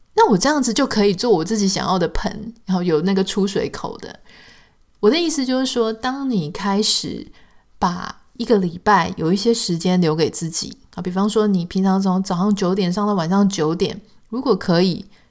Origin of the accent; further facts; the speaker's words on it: Taiwan; accent: Taiwanese Mandarin (southern-sounding); 当然，也许对台湾人来说，这样子的口音是非常习惯的